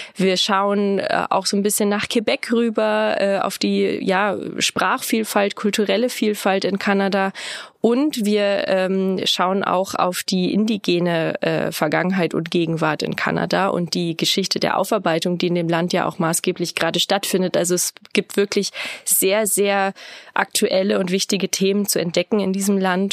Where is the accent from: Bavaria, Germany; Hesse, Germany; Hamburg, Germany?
Bavaria, Germany; near Rosenheim, Upper; moved away as an adult; now in Regensburg, Germany; bin ich ursprünglich aus der Nähe von Rosenheim, Oberbayern